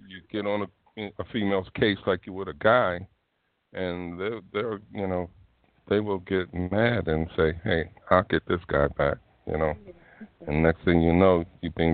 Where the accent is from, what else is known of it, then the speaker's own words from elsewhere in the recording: Philadelphia, Pennsylvania, United States; moved away; also born or lived in Tennessee; I'm originally from Philadelphia, you know. I'm an old Yankee